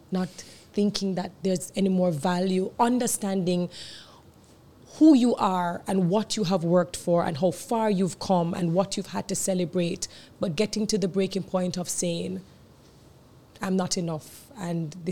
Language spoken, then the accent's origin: English; Jamaica; we are Jamaican women, we are in the Caribbean